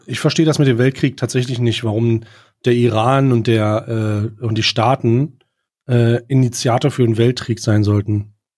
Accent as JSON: {"language": "German", "country": "Germany", "said": "als Deutscher"}